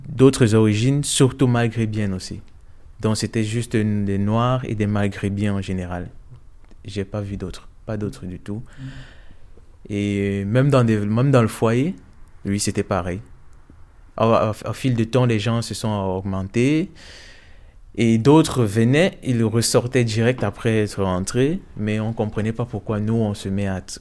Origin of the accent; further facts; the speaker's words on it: Ukraine; now in Belgium; si on vient vraiment d'Ukraine ou bien... Oui, et quand on a su qu'on venait d'Ukraine, ils nous ont laissé pas continuer en fait le trajet